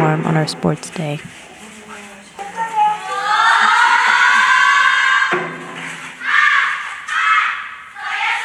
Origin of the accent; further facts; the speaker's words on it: Japan; now in Ottawa, Canada; I'm from Japan